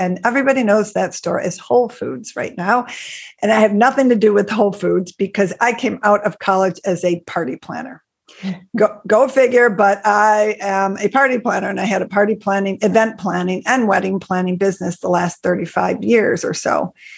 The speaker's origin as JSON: {"language": "English", "town": "Buffalo", "region": "New York", "country": "United States", "tie": "born or raised there", "said": "I grew up in Buffalo, New York. I still live in Buffalo, New York."}